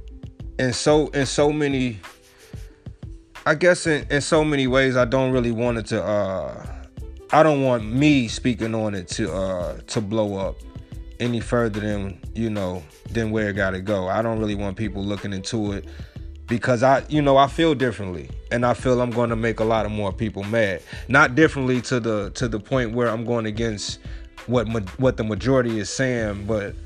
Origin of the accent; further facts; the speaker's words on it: Chicago, Illinois, United States; I'm from Chicago, you know, born and raised